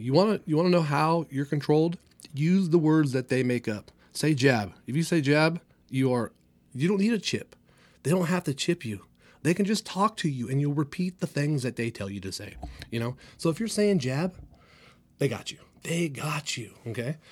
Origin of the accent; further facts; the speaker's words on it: Clovis, California, United States; also born or lived in San Jose, California; my hometown here, Clovis, California